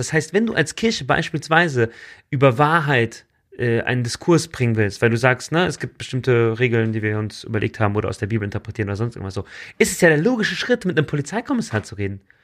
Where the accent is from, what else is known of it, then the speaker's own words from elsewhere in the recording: Germany; bei uns in Deutschland